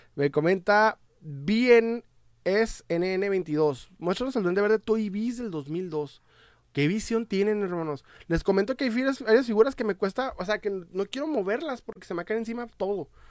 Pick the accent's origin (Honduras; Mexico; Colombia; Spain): Mexico; Ciudad Juárez, Chihuahua; Soy de eh, Ciudad Juárez, Chihuahua, México